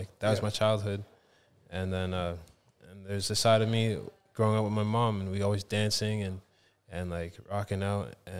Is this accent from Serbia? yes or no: no; Toronto, Ontario, Canada; born there; also born or lived in Halifax, Canada; I'm from Canada. I was born in Toronto, and then I moved to a place called Halifax, Nova Scotia, and that's where … was created.